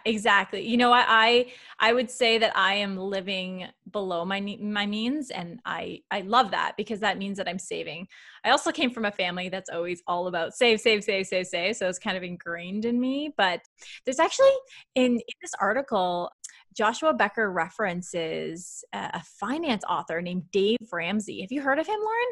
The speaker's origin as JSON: {"language": "English", "country": "Canada", "said": "I'm very Canadian"}